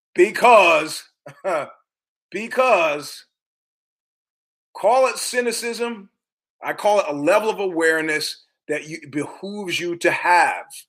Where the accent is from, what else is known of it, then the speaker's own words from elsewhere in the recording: New York, United States; I'm from New York